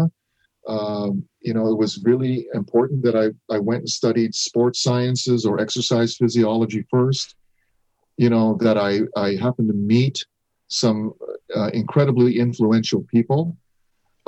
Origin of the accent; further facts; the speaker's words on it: Japan; moved away; also born or lived in North America; me being born and raised in Japan, acculturating into North American life